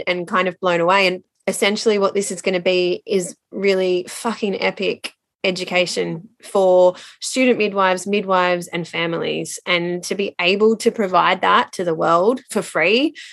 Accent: Londonderry, New South Wales, Australia; now in Queensland, Australia; I grew up in Londonderry between Richmond and Penrith. But now I'm up in sunny, rainy coast Queensland.

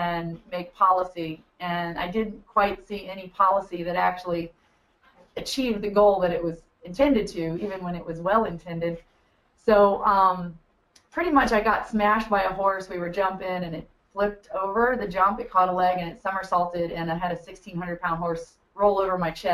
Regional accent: Buckingham County, Virginia, United States; I grew up in Buckingham County, Virginia, just one county over from where we are

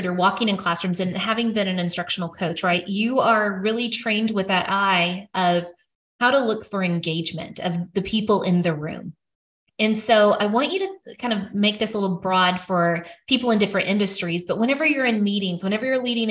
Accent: Arkansas, United States; I'm from Arkansas

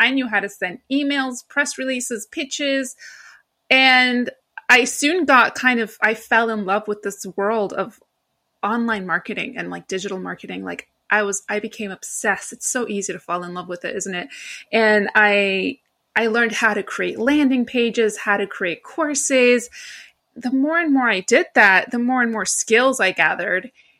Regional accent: New York, United States; I am not from London, and my voice gives it away. I am actually from New York. Well, my family is originally Greek, but I was born and raised in New York.

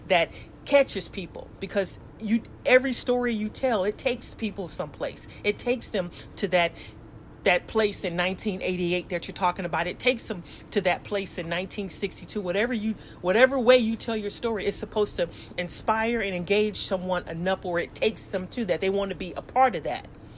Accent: Los Angeles, California, United States; moved away as an adult; also born or lived in South Korea; growing up in South Central Los Angeles

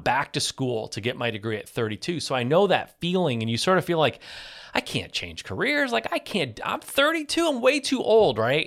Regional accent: Michigan, United States; I'm from Michigan

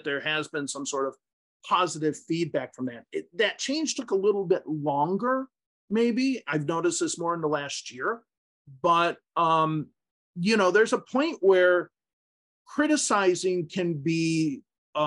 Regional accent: United States; first language English; also born or lived in Utah; native English speakers from the United States

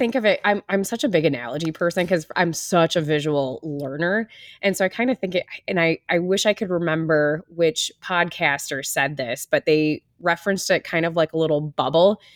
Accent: Wisconsin, United States; moved away as an adult; now in Iowa, United States; I grew up in the Midwest. I'm from Wisconsin originally. I've been living in Iowa for over ten years.

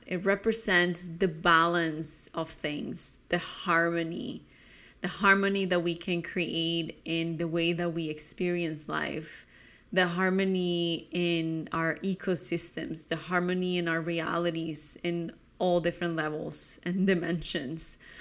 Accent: Colombia; growing up in Colombia

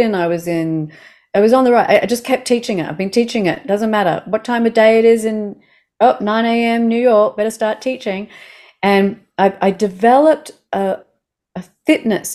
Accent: Australia; I'm an Australian

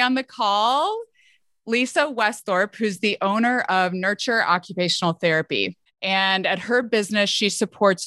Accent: Midwest, United States; I'm a Midwesterner, you know, from the US

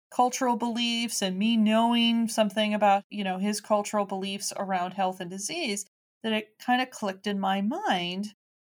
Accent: Chicago, Illinois, United States; I'm a kid from Chicago, right? I was raised the same way everybody else was

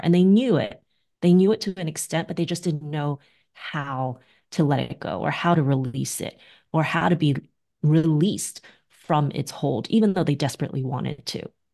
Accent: New York City, New York, United States; I'm a New Yorker

